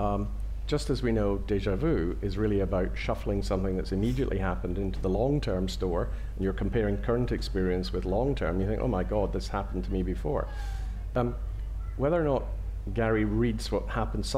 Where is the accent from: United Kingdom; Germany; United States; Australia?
United Kingdom; Scotland; I'm a Scot